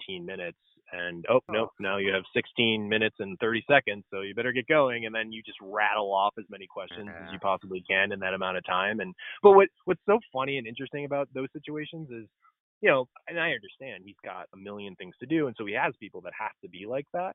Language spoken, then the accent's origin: English; Cleveland, Ohio, United States; I'm from Cleveland